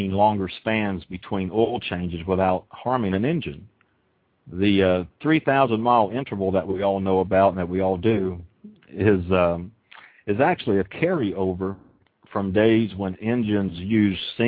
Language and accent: English; Oklahoma, United States; I'm from Oklahoma